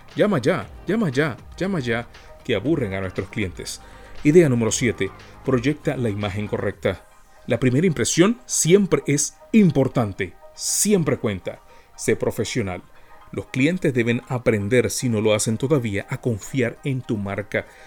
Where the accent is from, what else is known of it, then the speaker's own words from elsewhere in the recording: Panama; en nuestra cultura como panameños